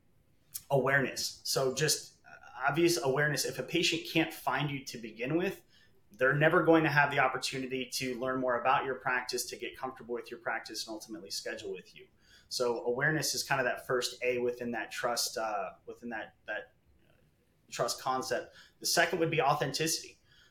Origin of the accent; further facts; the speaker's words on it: Chicago, Illinois, United States; moved away as an adult; now in Los Angeles, United States; I'm originally from Chicago. I moved out here to Los Angeles about 10 years ago